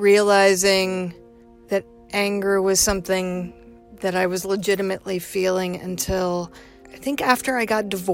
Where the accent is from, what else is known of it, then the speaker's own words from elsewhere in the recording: the South, United States; I grew up in the South. You're not supposed to do that.